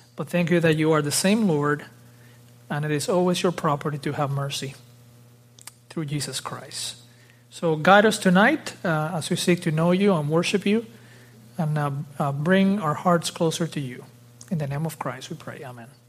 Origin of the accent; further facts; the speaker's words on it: Dominican Republic; moved away; also born or lived in South Florida; I was born in the Dominican Republic, uh, in the Caribbean.